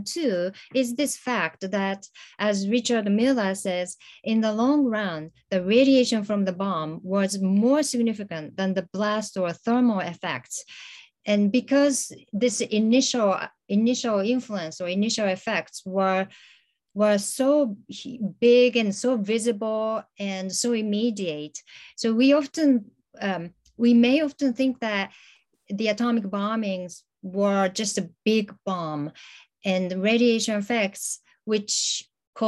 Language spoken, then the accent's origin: English; Hiroshima, Japan; I was growing up in Hiroshima